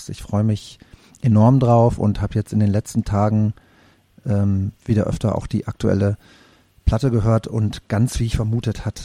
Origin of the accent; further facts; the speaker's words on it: North Rhine-Westphalia, Germany; Wir sind, wir sind Westwestfalen.